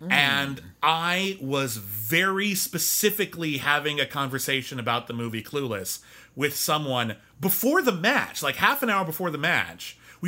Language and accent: English; Arcadia, California, United States; born there; I was born in Arcadia, and the first thing I did was leave.